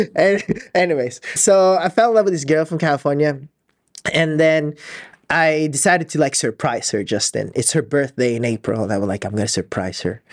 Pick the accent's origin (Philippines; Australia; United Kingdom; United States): Philippines; I'm so Filipino, I haven't seen snow in my life